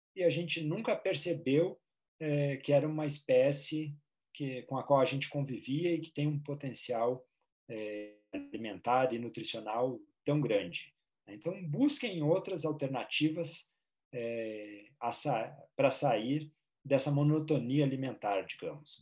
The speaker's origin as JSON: {"language": "Portuguese", "region": "Rio Grande do Sul", "country": "Brazil", "said": "no Rio Grande do Sul, de onde eu sou"}